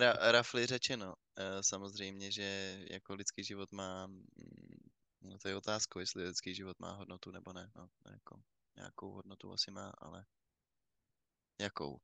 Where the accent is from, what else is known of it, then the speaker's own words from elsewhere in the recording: Czechia; my, my jako Češi máme samozřejmě to trochu posunutý, protože my jsme extrémně ateistický národ